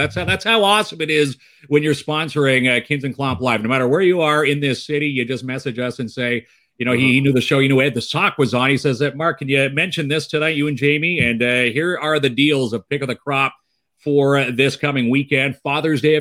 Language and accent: English; Ajax, Ontario, Canada; now in Timmins, Canada; I'm actually from Ajax, born and raised.